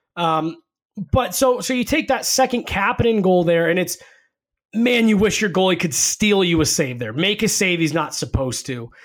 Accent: Denver, Colorado, United States; I grew up in Denver. Uh, my family moved here in 1994

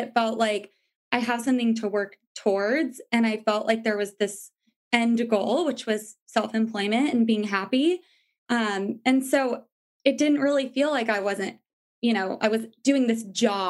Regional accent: New York, United States; Well, I came from New York where it's like, you're used to kind of not sleeping a lot. Like, it's hustle and bustle and a lot more fun

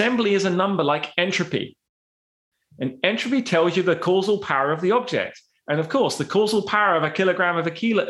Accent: United Kingdom; I'm British

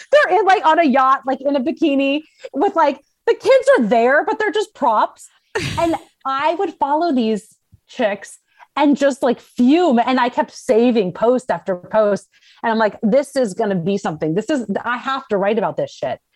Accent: Scottsdale, Arizona, United States; moved away as an adult; also born or lived in Los Angeles / San Diego; I grew up in Scottsdale, Arizona

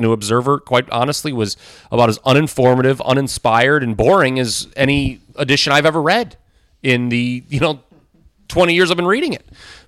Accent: Minnesota, United States; I was like, I'm from Minnesota. I knew all about it.

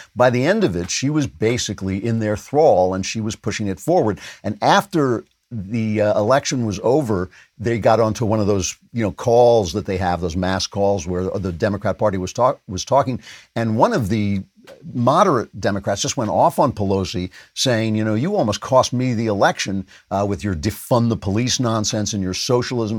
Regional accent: Nassau County, New York, United States; That's where I grew up in Nassau County

